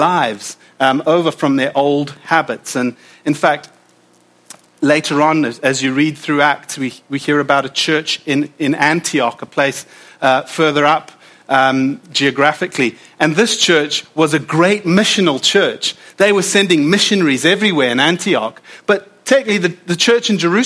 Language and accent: English; South Africa; now in United Kingdom; as a South African